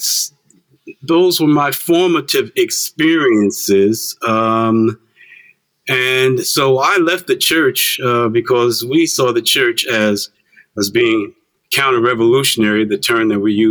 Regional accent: East Orange, New Jersey, United States; also born or lived in Farmville, Virginia / Newark, New Jersey; we came north to escape all of that, came to Newark and then to East Orange.

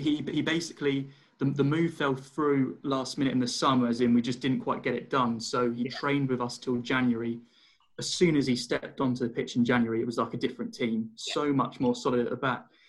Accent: London, United Kingdom; I'm from Wimbledon

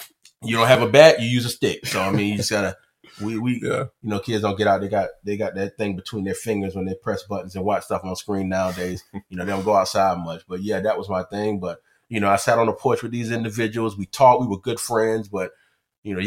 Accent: Orangeburg, South Carolina, United States; I am from Orangeburg, South Carolina, born and raised

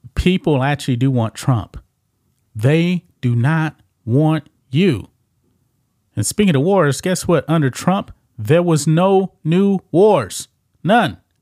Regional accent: Texas, United States; Texas, my home state

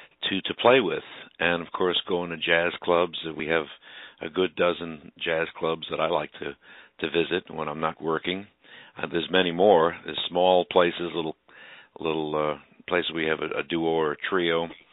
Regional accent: Brooklyn, New York, United States; Well, it's been really great being here based

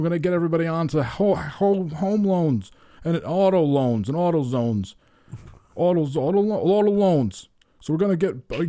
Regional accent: Vermont, United States; And I only smoke it when I'm in my home state of Vermont.

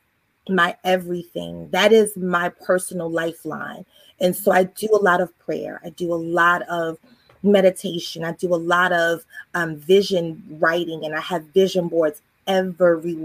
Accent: Baltimore, Maryland, United States; moved away as an adult; now in Virginia Beach, United States; I'm originally from Baltimore, Maryland. I've been here in Virginia

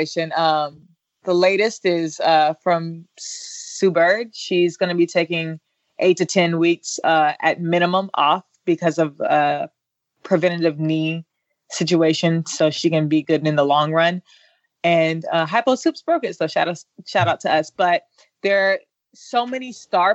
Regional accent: Raleigh, North Carolina, United States; I'm from Raleigh, North Carolina

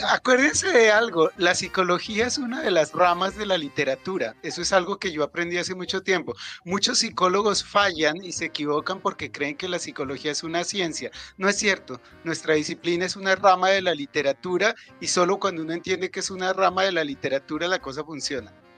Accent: Bogotá, Colombia; Ellos emigraron desde Nariño aquí a Bogotá y yo nací en Bogotá.

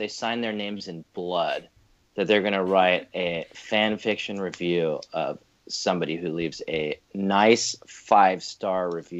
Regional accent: England, United Kingdom; moved away; I'm from England originally

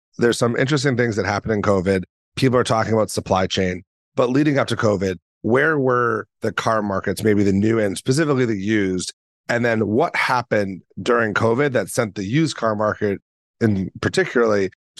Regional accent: Boston, Massachusetts, United States; I'm from Boston.

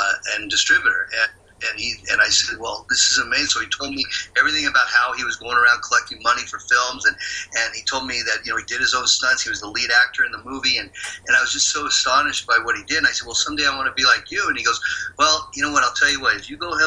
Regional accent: San Leandro, California, United States; I grew up in the Bay Area in a town called San Leandro.

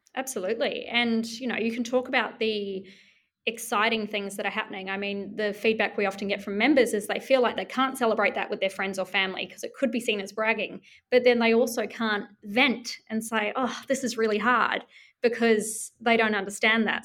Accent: New Zealand; now in Melbourne, Australia; I'm from New Zealand

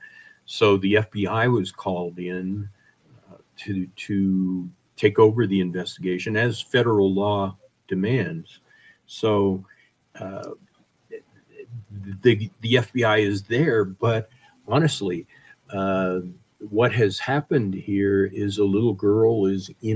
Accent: Wyoming, United States; also born or lived in Colorado; I grew up in Wyoming

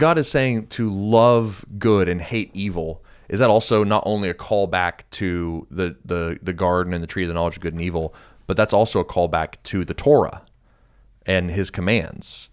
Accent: United States; being an American

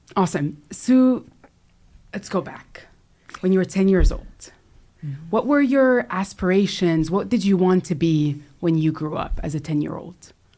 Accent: California, United States; I was born in California

